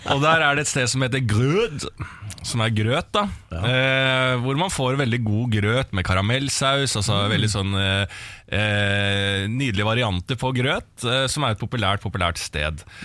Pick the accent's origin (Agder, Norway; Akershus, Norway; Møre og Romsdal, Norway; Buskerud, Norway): Akershus, Norway; Bærums Verk; på Bærums Verk, der jeg er fra